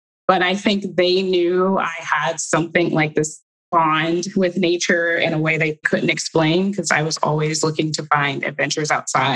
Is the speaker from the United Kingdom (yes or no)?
no; Cleveland, Ohio, United States; growing up in Cleveland, Ohio, with 10 other siblings being raised by a single parent.